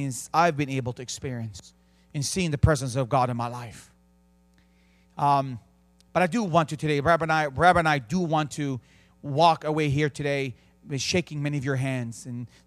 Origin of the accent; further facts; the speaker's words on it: Bethlehem, West Bank, Palestine; also born or lived in Jerusalem; I was born in Jerusalem. I grew up in the city of Bethlehem.